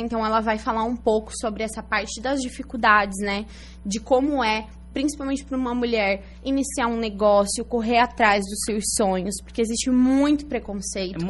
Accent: Araranguá, Santa Catarina, Brazil; moved away as an adult; also born or lived in Içara / Criciúma; eu nasci em Isara, mas nunca morei lá. Uhum. E aí morei até os meus cinco anos em Criciúma e depois vim para Araranguá. Então sou araranguaense, é, né? Então... Morei aqui até os 18 anos

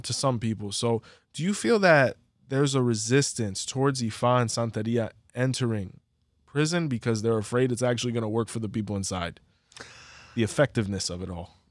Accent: Hialeah, Florida, United States; we're from Hialeah

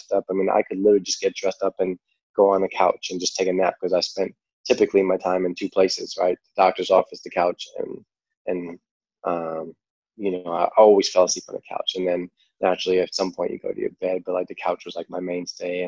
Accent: New York, United States; accent: New York; my New York accent

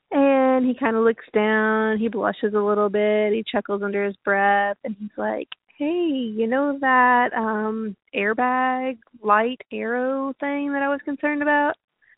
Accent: Boonville, Indiana, United States; We're from Boonville, Indiana.

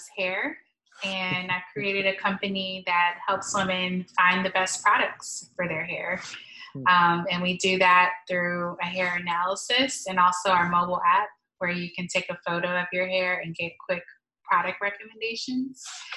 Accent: Stone Mountain, Georgia, United States; I grew up in Stone Mountain, Georgia, so east of Atlanta

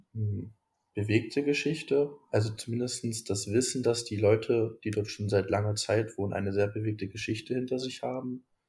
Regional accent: Scherndorf, Saxony-Anhalt, Germany; moved away as an adult; now in Weimar, Germany; Also ich bin eigentlich immer, also schon mein ganzes Leben, in Scherndorf aufgewachsen. Das ist ein kleiner Ort neben Bitterfeld, heutigen Bitterfeld-Wolfen.

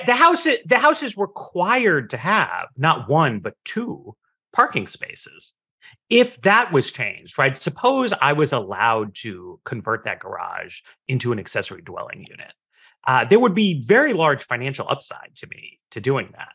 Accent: New York City, New York, United States; moved away; I grew up in Manhattan

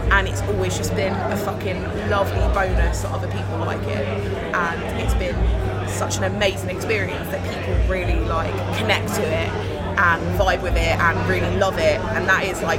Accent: Germany; grew up in Germany, and, so we didn't have that.

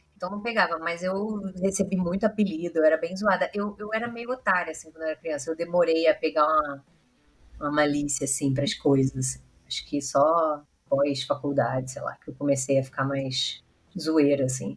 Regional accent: Rio de Janeiro, Brazil; A gente é carioca

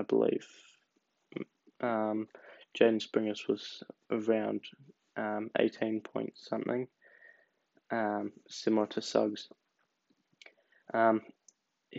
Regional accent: Australia; as an Australian

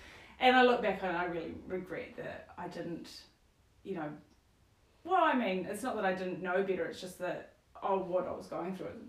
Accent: Stratford, Taranaki, New Zealand; also born or lived in New Plymouth; Taranaki, born and bred. Mm-hmm. So was born in New Plymouth, but then actually grew up in Stratford.

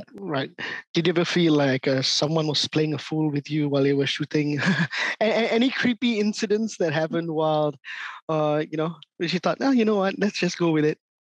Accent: Singapore; growing up in Singapore and Southeast Asia

